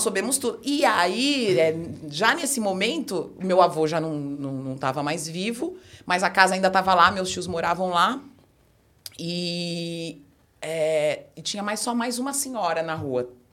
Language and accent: Portuguese; São Paulo, Brazil; dentro do bairro que eu nasci, cresci